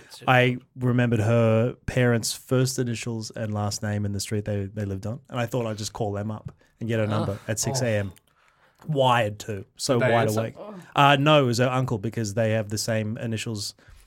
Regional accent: Chinchilla, Queensland, Australia; now in Sydney, Australia; Mum didn't grow up in Chinchilla, I did.

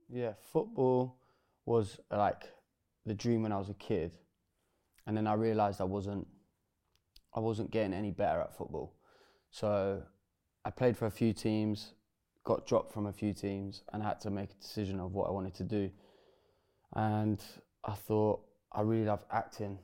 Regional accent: Bedford, East of England, United Kingdom; my hometown in Bedford.

